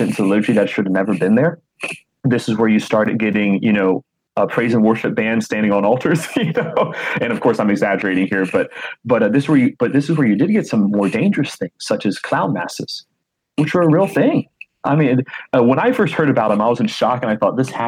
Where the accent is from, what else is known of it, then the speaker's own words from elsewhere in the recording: Florida, United States; I'm from the state of Florida